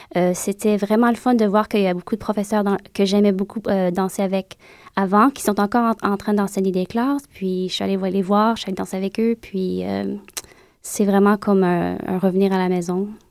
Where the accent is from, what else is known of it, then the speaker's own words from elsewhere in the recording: Montreal, Quebec, Canada; moved away as an adult; now in United States; quand j'ai quitté Montréal, c'était en 2004